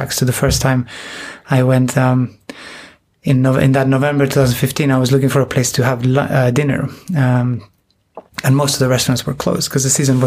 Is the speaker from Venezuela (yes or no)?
no; Buenos Aires, Argentina; moved away as an adult; also born or lived in Spain; I was born in Spain, from a Peruvian mother and a Spanish father, and we moved to Argentina when I was about six. So, and I'm the oldest of three, so we all grew up. You know, that move caught us at different ages, but I spent most of my young life in Argentina